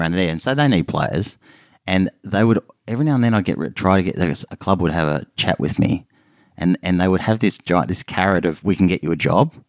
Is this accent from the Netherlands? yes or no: no; Melbourne, Victoria, Australia; I grew up in Melbourne